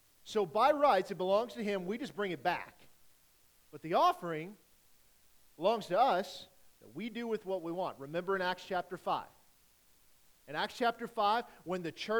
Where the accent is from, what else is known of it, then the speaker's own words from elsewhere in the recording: Rockport, Missouri, United States; from Rockport